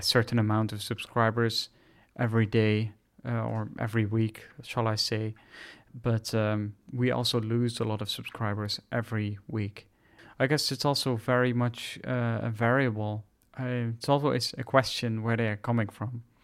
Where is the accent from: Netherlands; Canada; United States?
Netherlands; English is a second language; I'm from the Netherlands